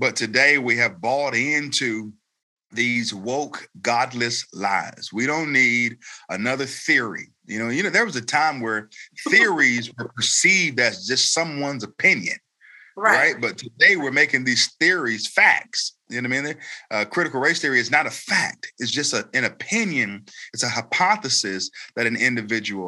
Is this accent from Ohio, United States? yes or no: no; Raleigh, North Carolina, United States; also born or lived in Elizabeth City, North Carolina; I was born in Elizabeth City, North Carolina, and that's right out on the coast, but I've lived in Raleigh pretty much all of my life